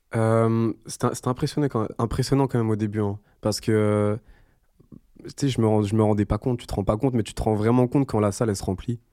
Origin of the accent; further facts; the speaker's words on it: Madagascar; je fais jeune parce que je suis malgache